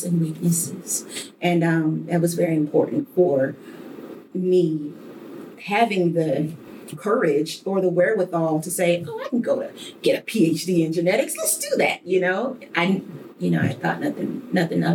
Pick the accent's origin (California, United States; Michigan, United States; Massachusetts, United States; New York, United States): Michigan, United States; Detroit; a little girl growing up in Detroit.